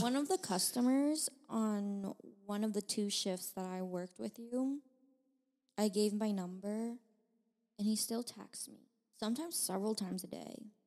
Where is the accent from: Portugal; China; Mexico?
China; now in United States; I was born in China, and then I got my citizenship